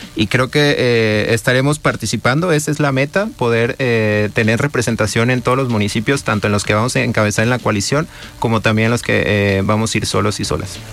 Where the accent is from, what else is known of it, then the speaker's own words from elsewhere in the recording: Guadalajara, Jalisco, Mexico; Yo soy del barrio de Santa Tere